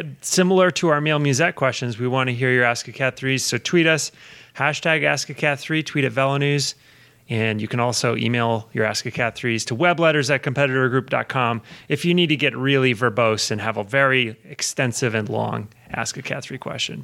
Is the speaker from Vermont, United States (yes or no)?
yes; Vermont, United States; my home state where I grew up in Vermont